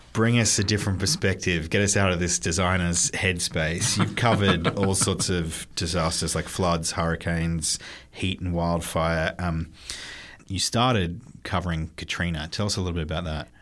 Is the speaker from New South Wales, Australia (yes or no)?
yes; New South Wales, Australia; moved away as an adult; now in San Francisco, United States; My home state of New South Wales